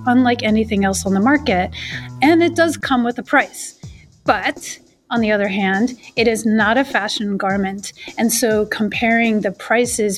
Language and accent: English; Boston, Massachusetts, United States; I'm from Boston